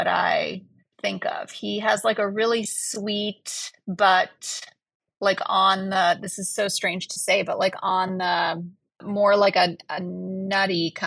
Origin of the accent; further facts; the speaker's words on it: New York City, New York, United States; moved away; I was born in New York City